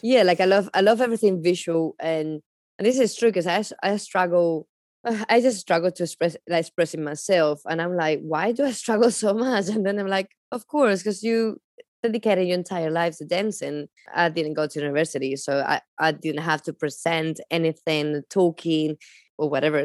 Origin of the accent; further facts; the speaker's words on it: Palencia, Castile and León, Spain; English is a second language; moved away as an adult; also born or lived in London; I'm from Palencia, and it's very small city.